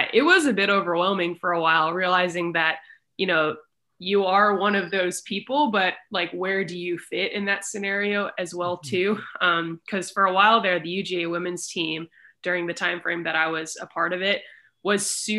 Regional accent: Louisville, Kentucky, United States; being in Louisville, Kentucky, which is where I live now. I grew up swimming on Lakeside Swim Team under Mike DeBoer

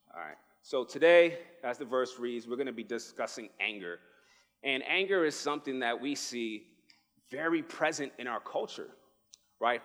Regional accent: New York City, New York, United States; moved away as an adult; now in Arizona, United States; I am originally from the Bronx, New York. I moved here

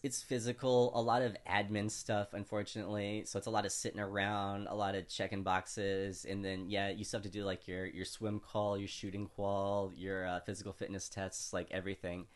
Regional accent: California, United States; also born or lived in Louisiana; as an American from California, I say nunchucks a lot

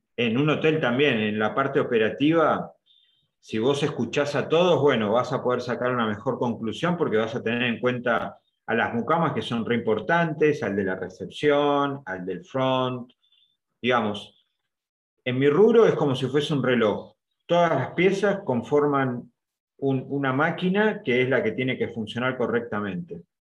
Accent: Argentina; los argentinos

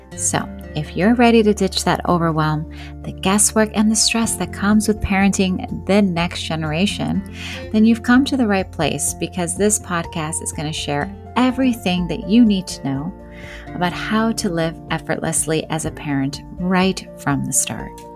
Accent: Midwest, United States; I grew up in the Midwest. We're hard workers.

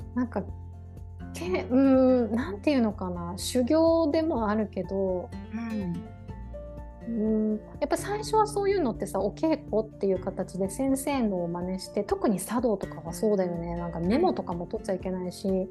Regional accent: Hiroshima, Japan; moved away as an adult; 私広島県出身なのね

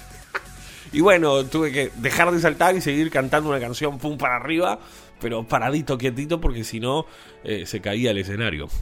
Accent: Uruguay; Soy uruguayo y vivo aquí en Montevideo.

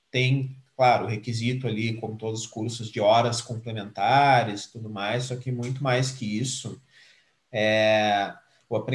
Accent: Pelotas, Rio Grande do Sul, Brazil; now in Porto Alegre, Brazil; eu tenho aí 27 anos, sou nascido, criado, formado em Pelotas. Hoje eu trabalho em Porto Alegre

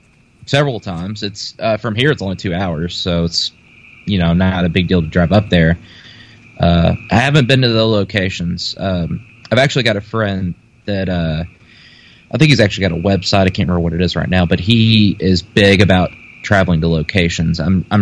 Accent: Paducah, Kentucky, United States; And I'm from Paducah, Kentucky. Little small town.

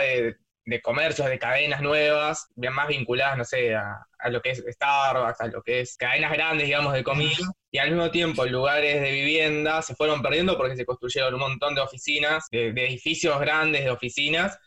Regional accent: Buenos Aires, Argentina; yo soy de Parque Patricios

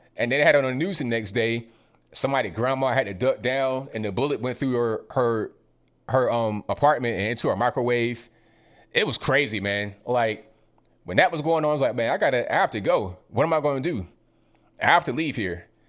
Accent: Virginia Beach, Virginia, United States; moved away; But I was raised in Virginia, Virginia Beach area

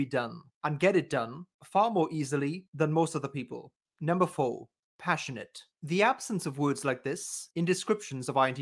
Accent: United Kingdom; as a Brit

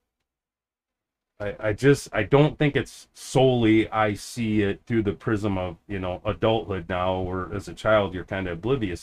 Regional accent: United States; I'm just an American

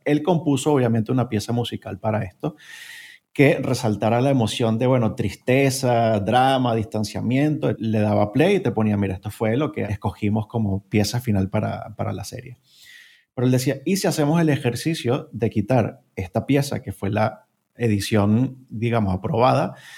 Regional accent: Venezuela; moved away as an adult; now in Spain; soy originario de Venezuela, pero llevo viviendo en España casi seis años

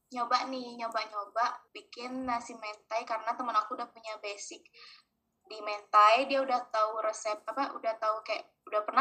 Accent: Bali, Indonesia; now in Jakarta, Indonesia; harusnya kan mostly teman-teman aku di Bali di Jakarta tuh aku kurang lebih baru kenal teman-teman kampus doang kan

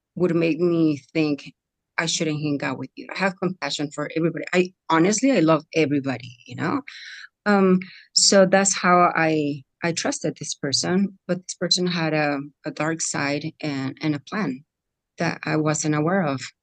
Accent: Mexico; moved away; I come from Mexico. I was born in Mexico.

